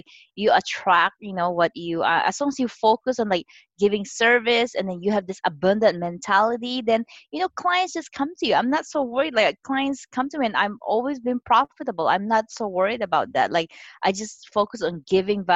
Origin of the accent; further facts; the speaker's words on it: Philippines; moved away as an adult; now in San Francisco Bay Area, United States; I'm Chinese. I was born and raised in the Philippines